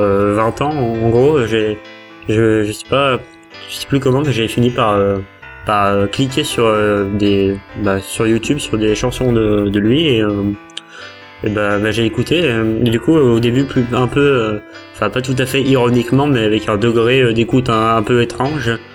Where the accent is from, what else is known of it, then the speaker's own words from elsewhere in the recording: France; quand on est français